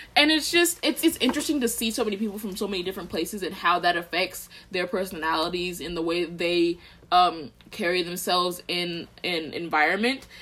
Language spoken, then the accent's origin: English; Austin, Texas, United States; moved away as an adult; I'm from Austin